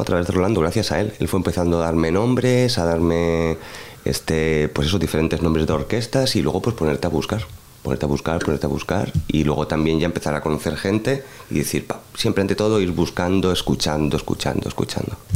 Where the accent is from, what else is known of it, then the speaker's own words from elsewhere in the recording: Madrid, Community of Madrid, Spain; como español